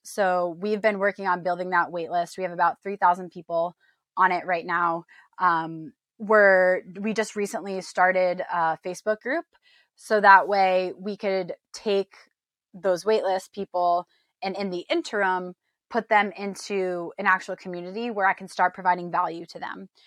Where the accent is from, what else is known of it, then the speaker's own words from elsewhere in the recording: New York, United States; moved away as an adult; also born or lived in Illinois; now in San Diego, United States; I was born and raised in New York